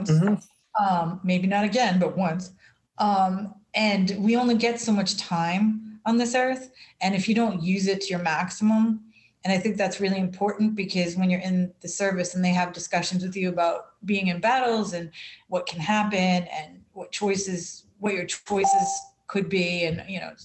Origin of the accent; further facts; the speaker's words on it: United States; being an American and living in this country